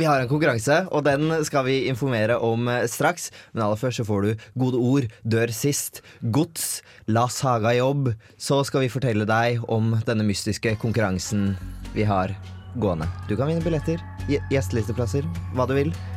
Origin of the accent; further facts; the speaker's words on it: Bærum, Akershus, Norway; hjemme i Bærum